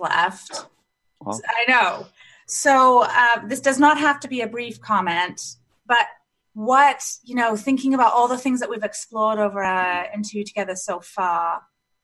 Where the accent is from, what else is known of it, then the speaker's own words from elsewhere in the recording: Canada; also born or lived in England; I grew up in Canada, having moved from England when I was five